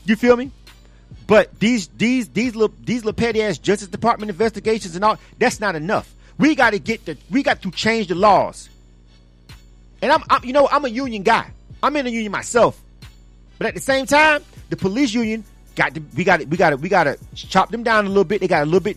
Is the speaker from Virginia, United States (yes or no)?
no; Panama City, Florida, United States; my hometown. Panama City, Florida